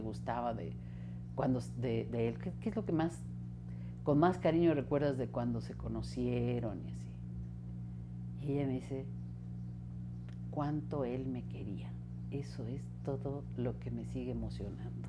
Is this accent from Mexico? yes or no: yes; Mexico City, Mexico; first language Spanish; nacimos aquí en la Ciudad de México, crecí al sur de la ciudad